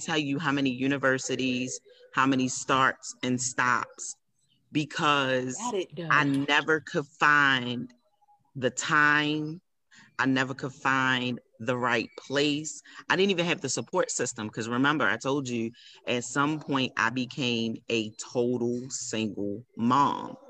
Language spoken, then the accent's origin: English; Baltimore, Maryland, United States; I am proud to be from Baltimore